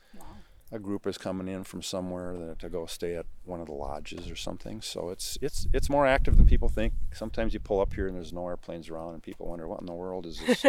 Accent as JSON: {"language": "English", "town": "Excelsior", "region": "Minnesota", "country": "United States", "tie": "born or raised there", "said": "I grew up in Excelsior near, the outer ring of suburbs, not too far from Flying Cloud Airport"}